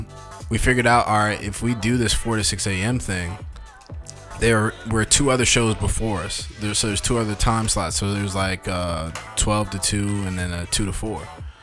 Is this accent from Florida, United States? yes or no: no; Maryland, United States; also born or lived in Washington, District of Columbia, United States; Born in DC, raised in Maryland.